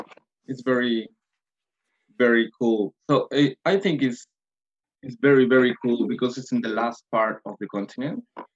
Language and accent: English; Chile; now in Melbourne, Australia; I'm from Chile. I'm 34 years. Now I'm living in Melbourne.